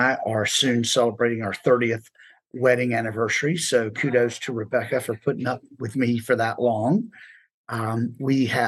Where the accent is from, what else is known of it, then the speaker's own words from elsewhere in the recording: Savannah, Georgia, United States; moved away as an adult; now in Atlanta, United States; We are from Savannah. We moved up to Atlanta about 5 years ago.